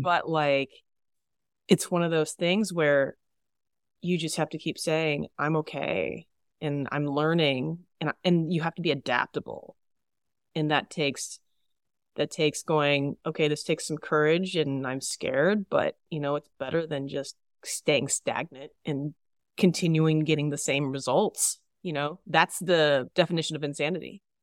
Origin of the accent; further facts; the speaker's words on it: Texas, United States; Growing up in Texas